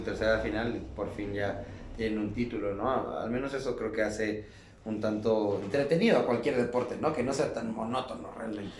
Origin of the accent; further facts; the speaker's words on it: Mexico; nosotros mexicanos